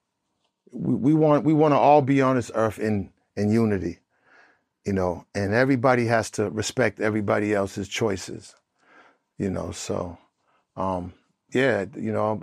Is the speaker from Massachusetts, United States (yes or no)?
yes; Boston, Massachusetts, United States; moved away; also born or lived in Atlanta / California; when I grew up in Boston in Four Corners, Prez